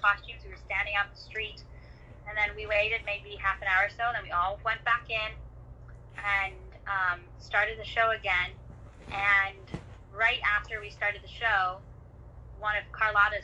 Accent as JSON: {"language": "English", "town": "Vancouver", "region": "British Columbia", "country": "Canada", "tie": "born or raised there", "said": "I grew up around Vancouver, BC, but I'm currently up in the interior of British Columbia"}